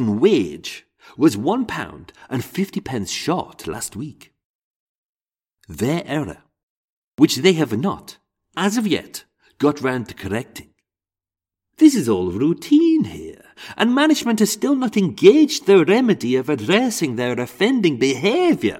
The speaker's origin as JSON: {"language": "English", "region": "England", "country": "United Kingdom", "accent": "English", "said": "in an English accent, my own accent."}